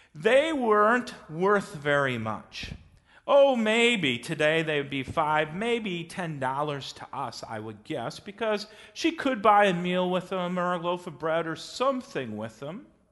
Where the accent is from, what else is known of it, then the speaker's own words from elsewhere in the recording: West Bend, Wisconsin, United States; I grew up in West Bend, Wisconsin